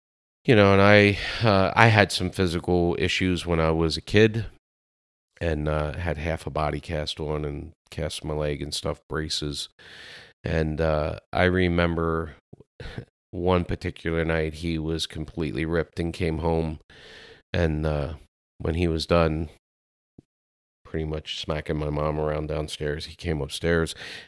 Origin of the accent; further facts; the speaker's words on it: Lancaster, Pennsylvania, United States; no, I was born in Lancaster, Pennsylvania.